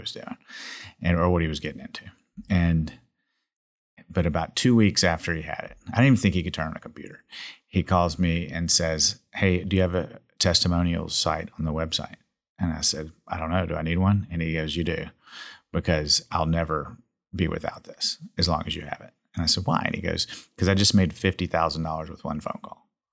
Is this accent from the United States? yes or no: yes; Jackson, Mississippi, United States; now in Dallas, United States; I come from Jackson, Mississippi